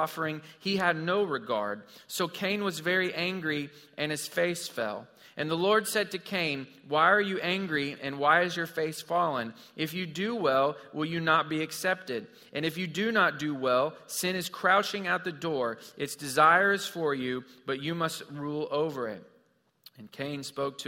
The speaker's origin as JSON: {"language": "English", "region": "Missouri", "country": "United States", "tie": "born or raised there", "said": "I grew up in Missouri"}